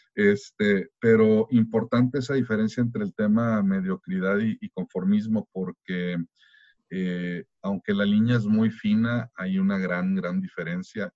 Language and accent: Spanish; Germany; como buen alemán